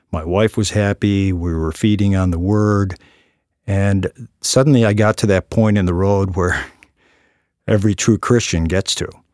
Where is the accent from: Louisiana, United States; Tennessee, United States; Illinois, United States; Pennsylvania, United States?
Illinois, United States; Chicago; moved away; also born or lived in London; when I was a little boy growing up in Chicago